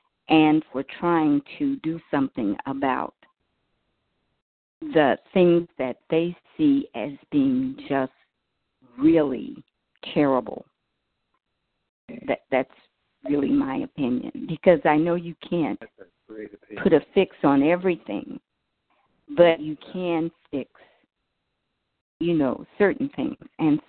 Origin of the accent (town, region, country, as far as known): California, United States